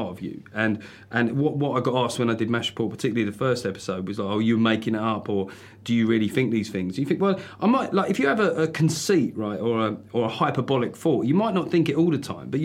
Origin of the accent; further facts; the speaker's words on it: London, United Kingdom; I grew up in South London